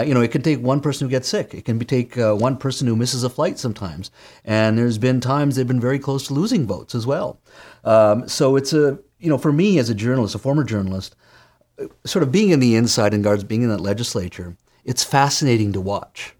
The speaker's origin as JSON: {"language": "English", "town": "Williams Lake", "region": "British Columbia", "country": "Canada", "tie": "born or raised there", "said": "I grew up in Williams Lake"}